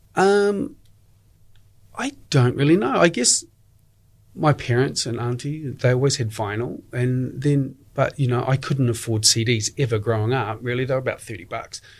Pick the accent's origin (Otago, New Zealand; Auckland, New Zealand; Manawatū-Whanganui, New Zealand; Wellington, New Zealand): Otago, New Zealand; Dunedin; moved away as an adult; also born or lived in Australia / England / Istanbul / Sydney; I'm originally from Dunedin. I left when I was 21